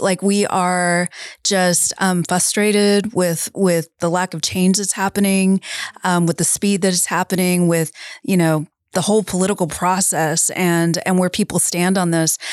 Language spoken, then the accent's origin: English; San Antonio, Texas, United States; we said San Antonio